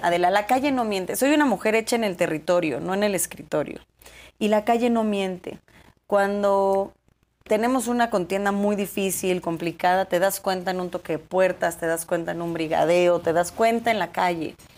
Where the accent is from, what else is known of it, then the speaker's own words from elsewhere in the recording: Cuautitlán Izcalli, State of Mexico, Mexico; soy hija del Estado de México, nacida, crecida, vivida, formada